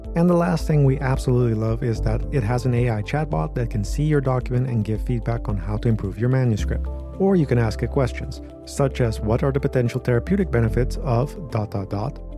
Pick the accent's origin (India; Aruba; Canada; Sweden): Aruba; moved away; my home country, or island, I guess, Aruba.